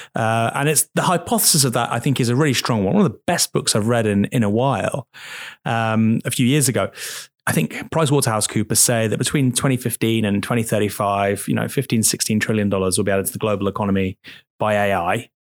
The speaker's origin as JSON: {"language": "English", "town": "Bournemouth", "region": "South West England", "country": "United Kingdom", "said": "I'm from Bournemouth."}